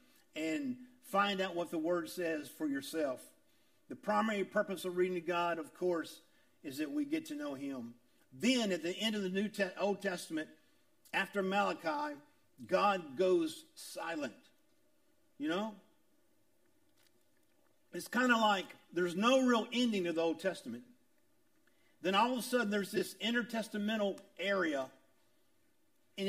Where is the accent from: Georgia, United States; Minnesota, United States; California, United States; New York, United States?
Georgia, United States; Augusta; I was from South Augusta. I was a poor kid from South Augusta